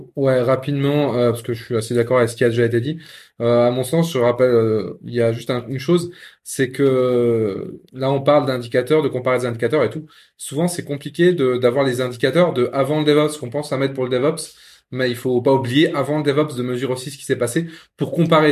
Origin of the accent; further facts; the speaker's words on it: Lorraine, Grand Est, France; Je suis Lorrain, mais oui, pas de Metz